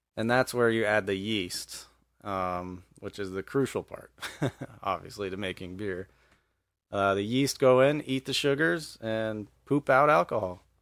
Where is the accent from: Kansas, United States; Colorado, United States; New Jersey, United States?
Colorado, United States; Evergreen; moved away as an adult; also born or lived in Philadelphia; now in Montana, United States; I grew up in Evergreen, Colorado